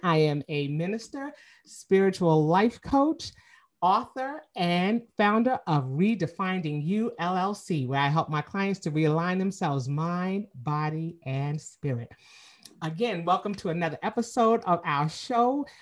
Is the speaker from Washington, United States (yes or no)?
no; New York City, New York, United States; moved away as an adult; now in Atlanta, United States; I'm originally from Queens, New York, and so you know I've been in Atlanta for 25 years